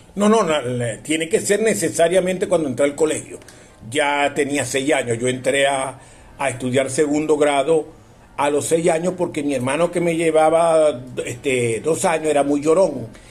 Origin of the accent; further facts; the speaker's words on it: Bobure, Zulia, Venezuela; also born or lived in Maracaibo; yo realmente soy presentado en Maracaibo, nací en Bobure